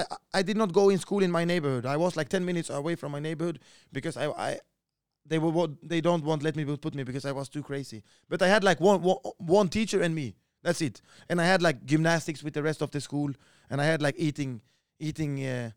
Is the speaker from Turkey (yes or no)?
no; Sweden; I'm from the best neighborhood in all of Sweden. Like, it's super strong, bro. Like, the older ones in the neighborhood, it's like more or less like a favela, you know? The criminal guys, they are controlling the neighborhood, you know?